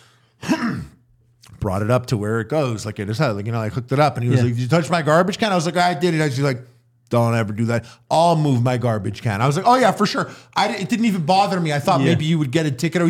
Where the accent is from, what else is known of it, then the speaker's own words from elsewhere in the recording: Canada; as a Canadian